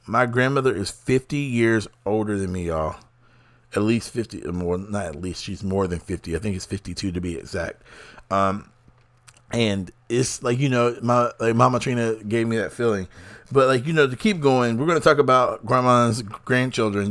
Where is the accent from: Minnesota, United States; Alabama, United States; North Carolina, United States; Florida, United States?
North Carolina, United States; being a North Carolinian and being an American